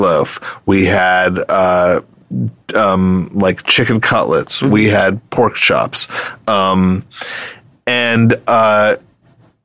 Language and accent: English; New York City, New York, United States; I grew up in New York City